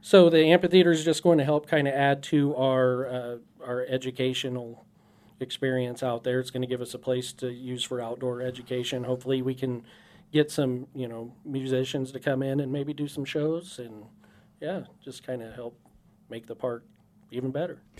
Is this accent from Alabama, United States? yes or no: no; Dodge City, Kansas, United States; moved away; also born or lived in Sioux City; I grew up in Southwest Kansas, actually, Dodge City